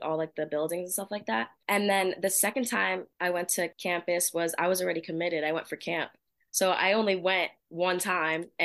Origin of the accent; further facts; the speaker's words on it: New Jersey, United States; moved away as an adult; also born or lived in Iowa; I'm from Jersey, so I live near Rutgers